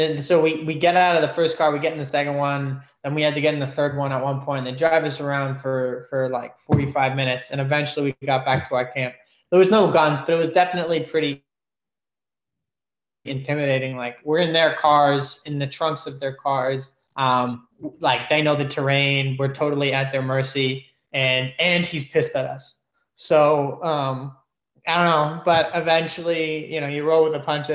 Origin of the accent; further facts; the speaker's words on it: New York City, New York, United States; moved away as an adult; now in Sydney, Australia; I'm from New York City